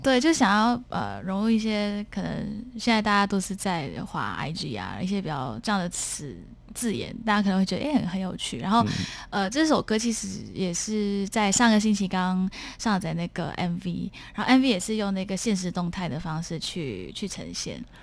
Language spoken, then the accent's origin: Chinese; Singapore; 我是来自新加坡的